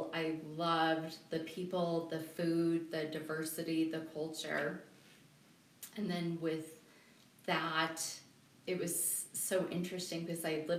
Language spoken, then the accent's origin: English; Colorado Springs, Colorado, United States; also born or lived in Seattle; I miss my hometown. I {S0} okay. {S1} love Colorado Springs.